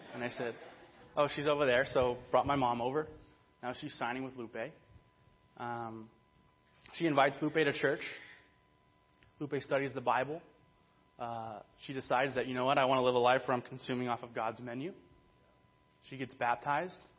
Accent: Burbank, California, United States; I grew up in Burbank

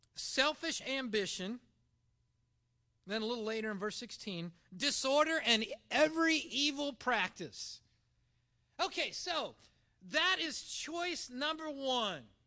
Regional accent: Ottumwa, Iowa, United States; moved away; also born or lived in Linden, Nova Scotia; in Linden, Nova Scotia, I, from Ottumwa, Iowa, is known as a townie

